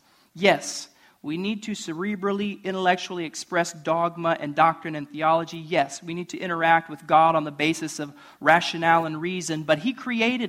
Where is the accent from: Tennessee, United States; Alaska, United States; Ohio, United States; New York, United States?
Ohio, United States; moved away; I'm from Ohio.